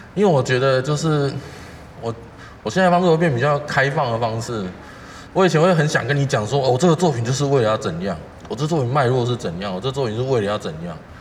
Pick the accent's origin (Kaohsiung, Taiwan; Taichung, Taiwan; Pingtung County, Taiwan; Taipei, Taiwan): Taipei, Taiwan; 我是一个从小到大在台北市长大的小孩